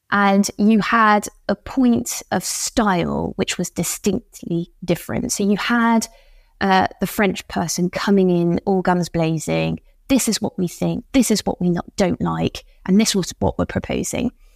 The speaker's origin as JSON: {"language": "English", "country": "United Kingdom", "moved": "as an adult", "lives_now": "Paris, France", "said": "I'm, I'm still British, even though I've been in Paris for a while"}